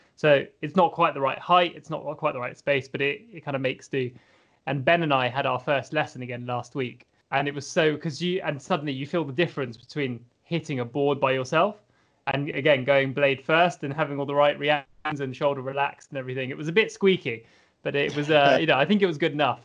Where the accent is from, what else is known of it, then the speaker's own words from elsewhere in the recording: Scotland, United Kingdom; as a Scottish fencer, having been fencing in Scotland for a while